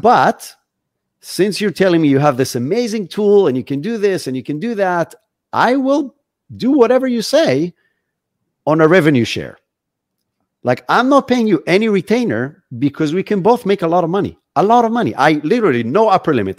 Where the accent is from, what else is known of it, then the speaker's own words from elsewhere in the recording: Israel; moved away as an adult; now in Florida, United States; I'm originally from Israel. That's where I grew up.